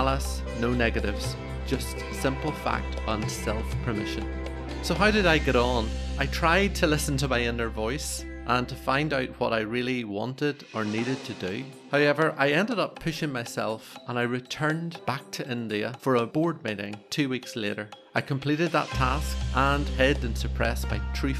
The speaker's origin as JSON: {"language": "English", "region": "Northern Ireland", "country": "United Kingdom", "tie": "born or raised there", "said": "for me growing up in Northern Ireland"}